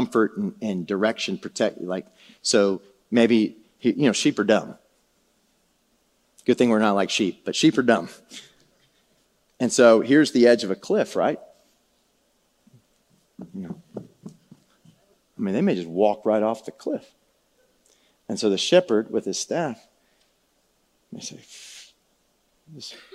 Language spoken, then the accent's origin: English; San Antonio, Texas, United States; I was a city slick, man. I'm from San Antonio